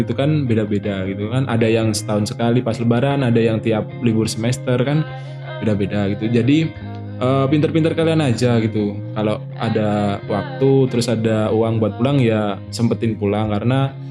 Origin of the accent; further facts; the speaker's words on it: Riau, Indonesia; now in Yogyakarta, Indonesia; Pernah aku aku dari Riau kan aku orang Riau